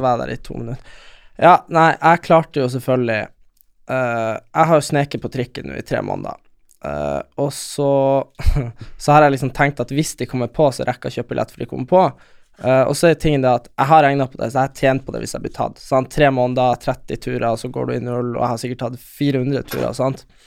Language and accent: Norwegian; Lule Sami area, Nordland, Norway; der vi er fra, er det jo lulesamer, og de har ikke så mye rein. Det er mest fiske